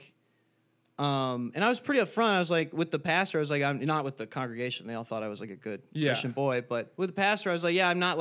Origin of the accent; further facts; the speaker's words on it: Sioux Falls, South Dakota, United States; my hometown of Sioux Falls, South Dakota